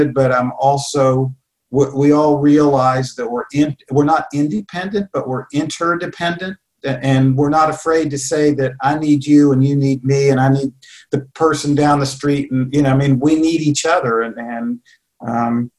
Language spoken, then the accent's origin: English; Charleston, West Virginia, United States; also born or lived in Columbus, Ohio / Iowa; I'm a West Virginian. I was born in Charleston.